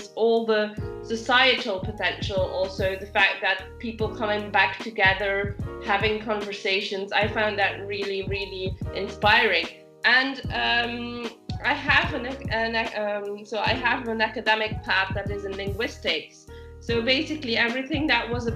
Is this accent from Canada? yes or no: no; Belgium; moved away as an adult; now in South of France, France; I'm originally from Belgium, but I've been enjoying the South of France life for over a decade now